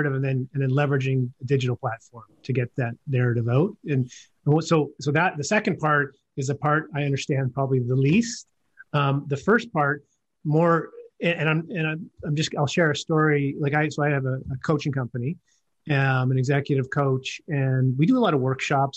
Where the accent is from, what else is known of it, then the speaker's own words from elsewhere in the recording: Yukon, Canada; being from the Yukon territory and never feeling I want to hide that growing up in the North